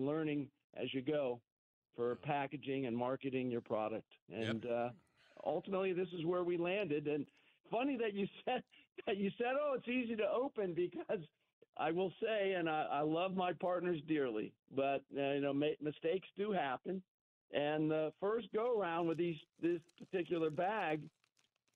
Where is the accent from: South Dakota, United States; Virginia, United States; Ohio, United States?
Ohio, United States; Cincinnati; now in Southern California, United States; the kids that I grew up with in Cincinnati